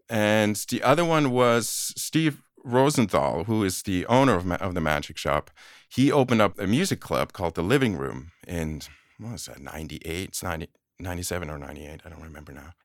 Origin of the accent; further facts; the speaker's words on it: Aarau, Aargau, Switzerland; moved away as an adult; also born or lived in Boston, United States; now in United States; I was born and raised in Switzerland, in a small provincial town called Aarau.